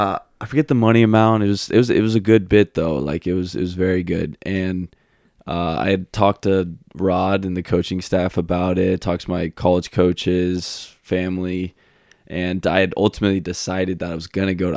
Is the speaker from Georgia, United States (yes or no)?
yes; Atlanta, Georgia, United States; And like, I'm from Atlanta, so I'm used to a lot of traffic.